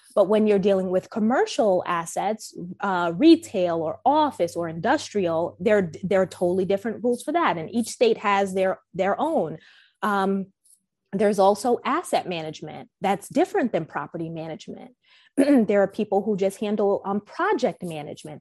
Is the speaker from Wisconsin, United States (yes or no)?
no; New York, United States; I'm from originally from New York